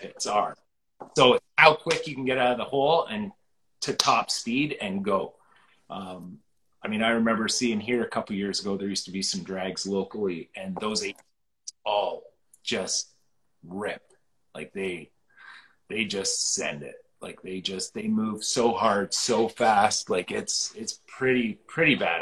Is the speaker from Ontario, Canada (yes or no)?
yes; Wainfleet, Ontario, Canada; I grew up in Waynefleet